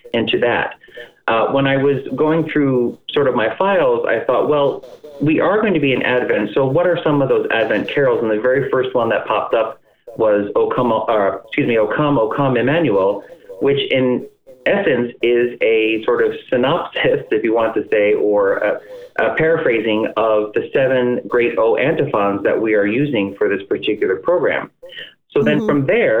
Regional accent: Cleveland, Ohio, United States; we're all from the Cleveland area

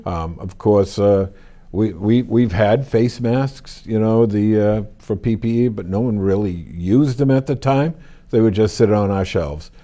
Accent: Wilmington, United States; I grew up here in Wilmington

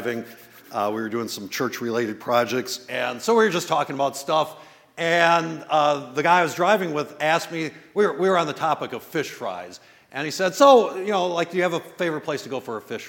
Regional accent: West Bend, Wisconsin, United States; now in Milwaukee, United States; I grew up in the West Bend area

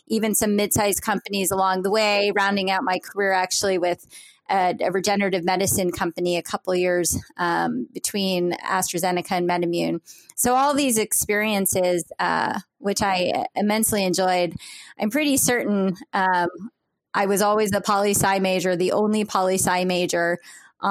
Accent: Silver Spring, Maryland, United States; moved away as an adult; also born or lived in Schenectady, New York; I was born and raised in Silver Spring, Maryland

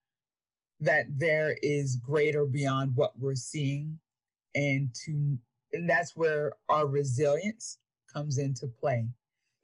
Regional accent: York, Pennsylvania, United States; moved away as an adult; growing up in poverty and, you know, born and raised in York, Pennsylvania

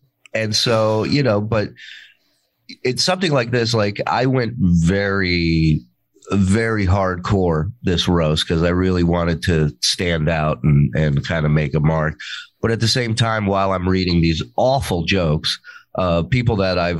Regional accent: Israel; moved away; also born or lived in Las Vegas; I was born in Israel.

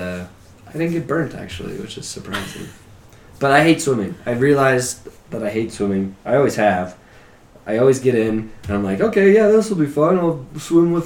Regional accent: Midwest, United States; I come from Midwest Catholic trash

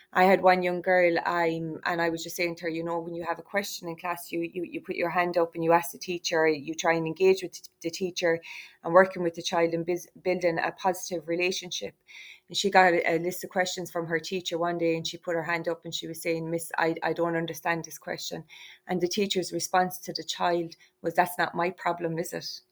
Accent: Ireland; We are Irish travellers. We are a significant part um, of Irish society

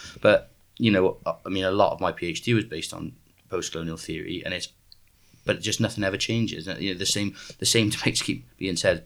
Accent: South Wales, United Kingdom; I'm from South Wales

